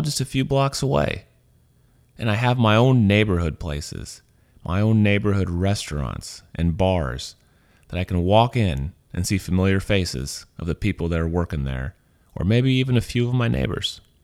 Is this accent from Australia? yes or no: no; Missouri, United States; moved away as an adult; also born or lived in Louisiana; now in San Francisco, United States; I'm from Missouri. I was born there. I was raised there.